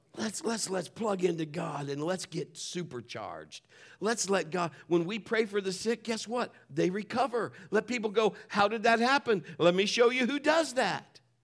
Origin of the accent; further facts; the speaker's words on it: Marion, United States; moved away as an adult; I was born and raised in Marion. I am a Marionite